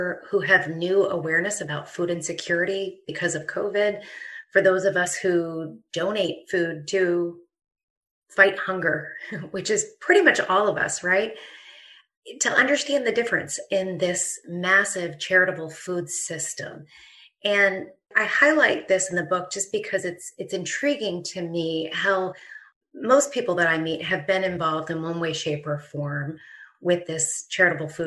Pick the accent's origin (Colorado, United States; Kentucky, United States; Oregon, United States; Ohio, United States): Ohio, United States; Dayton; from my hometown of Dayton, Ohio